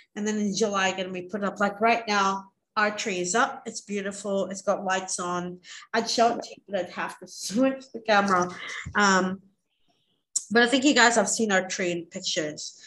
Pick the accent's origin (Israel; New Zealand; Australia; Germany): Australia; we're from Australia